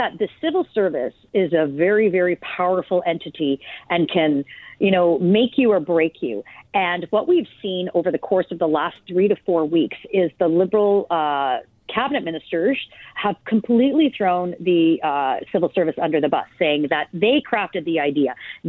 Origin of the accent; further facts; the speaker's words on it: Canada; certainly entertaining, troubling as a Canadian